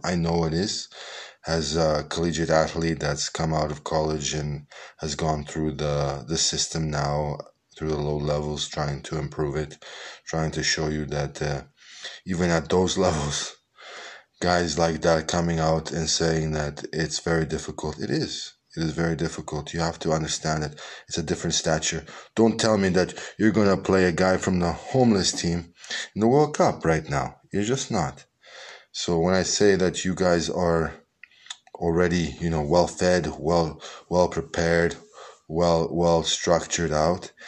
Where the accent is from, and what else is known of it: Canada